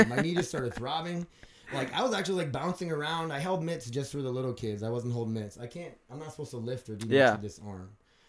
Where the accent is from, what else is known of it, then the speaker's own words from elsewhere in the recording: Milbank, South Dakota, United States; I'm from Milbank, South Dakota.